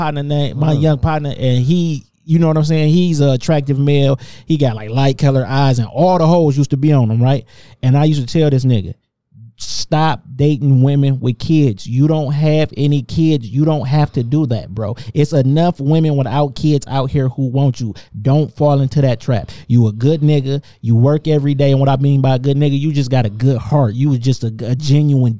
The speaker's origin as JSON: {"language": "English", "town": "Taylor", "country": "United States", "tie": "born or raised there", "said": "I grew up around motherfuckers in Taylor."}